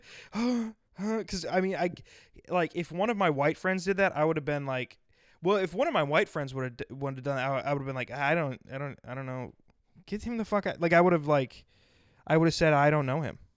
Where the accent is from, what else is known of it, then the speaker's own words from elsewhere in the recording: South Dakota, United States; moved away; I was from South Dakota